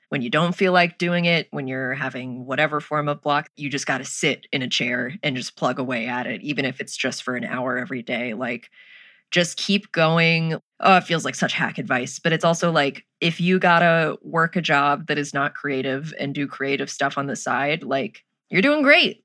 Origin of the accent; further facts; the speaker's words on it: United States; Being an American